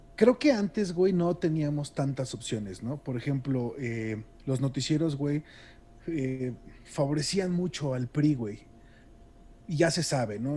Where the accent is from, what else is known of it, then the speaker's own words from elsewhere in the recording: Mexico; hablando como público mexicano